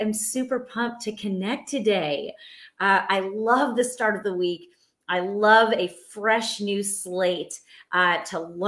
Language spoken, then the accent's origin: English; New York, United States; now in Texas, United States; I'm from New York. I now live in Texas.